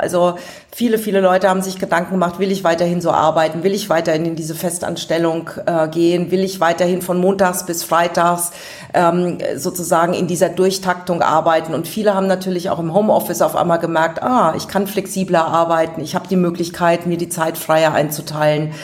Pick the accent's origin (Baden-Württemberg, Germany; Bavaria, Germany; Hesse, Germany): Bavaria, Germany; Aschaffenburg; accent: Lower Franconian; moved away; also born or lived in Giessen; Ich komme aus Aschaffenburg. Es hört mir vielleicht noch mein rollendes R, das Unterfränkische